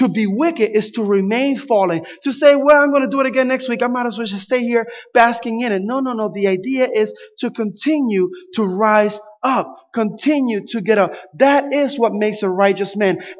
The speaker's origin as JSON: {"language": "English", "town": "Camden", "region": "New Jersey", "country": "United States", "tie": "born or raised there", "said": "growing up in Camden, New Jersey"}